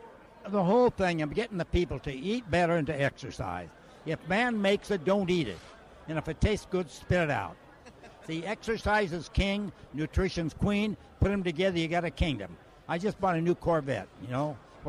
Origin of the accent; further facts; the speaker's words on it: San Francisco, California, United States; I was born in San Francisco.